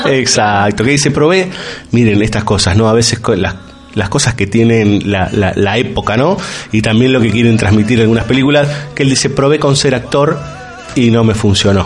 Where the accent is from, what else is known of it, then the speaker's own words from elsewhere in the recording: Argentina; como argentino, si quieren, como sudaca para los demás